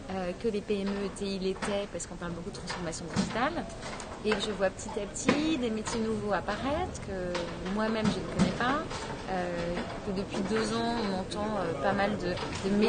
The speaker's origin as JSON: {"language": "French", "town": "Lyon", "region": "Auvergne-Rhône-Alpes", "country": "France", "said": "J'ai démarré ma carrière à Lyon, je suis lyonnaise."}